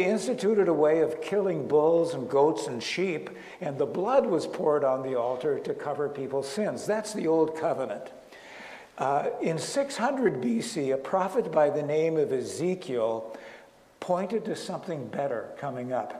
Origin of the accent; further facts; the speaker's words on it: northern Minnesota, United States; moved away as an adult; also born or lived in Chicago / Colorado Springs; now in Naples, United States; I was raised in northern Minnesota, cold weather, minus 20 degrees